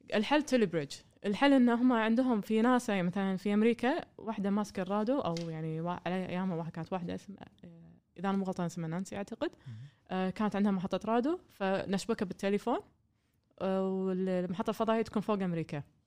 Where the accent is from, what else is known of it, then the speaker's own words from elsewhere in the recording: Kuwait; also born or lived in Germany; من الكويت